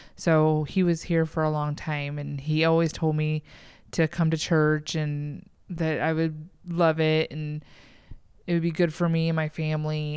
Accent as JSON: {"language": "English", "town": "Troy", "region": "Texas", "country": "United States", "tie": "born or raised there", "also_born_or_lived": "Anaheim, California", "moved": "as an adult", "lives_now": "Iowa, United States"}